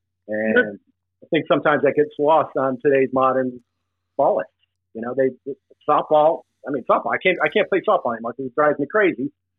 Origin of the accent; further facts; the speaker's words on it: Smithfield, Rhode Island, United States; also born or lived in Providence, Rhode Island; I was born in Providence, Rhode Island. Grew up in a neighborhood just outside of Providence called Smithfield, Rhode Island.